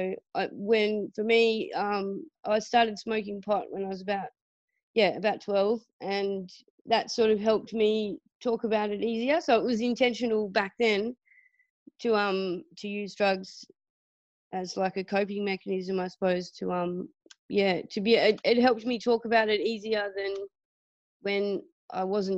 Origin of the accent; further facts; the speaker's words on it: Burnie, Tasmania, Australia; I grew up in Tassie on the northwest coast in a town called Burnie